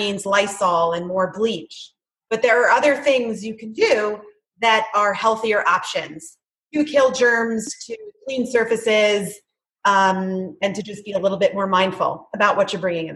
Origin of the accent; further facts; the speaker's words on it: New Jersey, United States; moved away as an adult; now in Chapel Hill, United States; I was born and raised in New Jersey, and we relocated to Chapel Hill, North Carolina